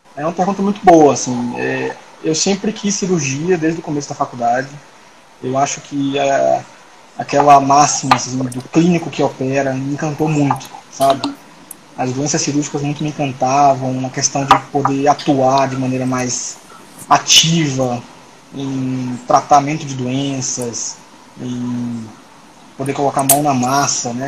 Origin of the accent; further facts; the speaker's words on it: Salvador, Bahia, Brazil; moved away as an adult; now in Brasília, Brazil; Eu sou baiano de Salvador, nasci em Salvador. E, atualmente moro em Brasília